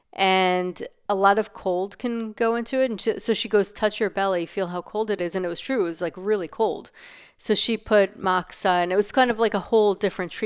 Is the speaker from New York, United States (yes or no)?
yes; New York, United States; living in New York, growing up in New York